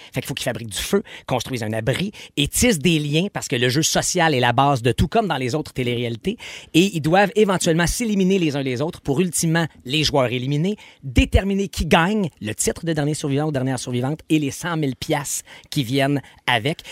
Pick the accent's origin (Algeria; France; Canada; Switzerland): Canada; Quebec